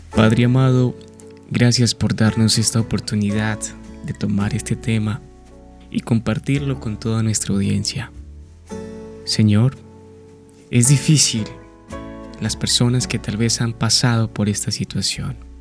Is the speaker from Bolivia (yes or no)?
no; Colombia; nuestra amada Colombia, que soy también colombiano